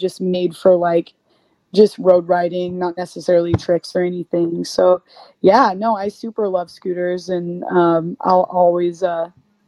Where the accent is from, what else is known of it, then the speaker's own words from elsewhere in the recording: United States; we are two girls from the States